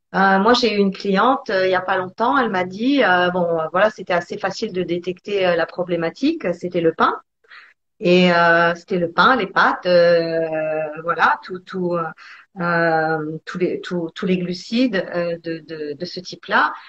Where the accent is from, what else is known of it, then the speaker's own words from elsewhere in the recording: Italy; je suis italienne